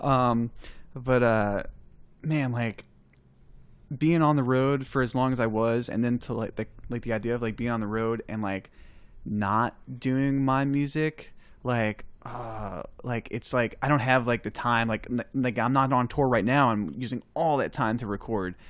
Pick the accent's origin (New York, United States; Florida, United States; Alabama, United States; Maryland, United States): New York, United States; I'm from New York